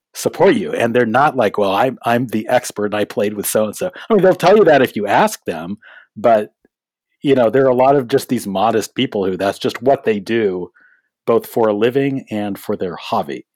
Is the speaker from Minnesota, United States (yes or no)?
no; San Gabriel Valley, Southern California, United States; moved away as an adult; also born or lived in Boston; I'm actually from Southern California. Yeah, I grew up in the San Gabriel Valley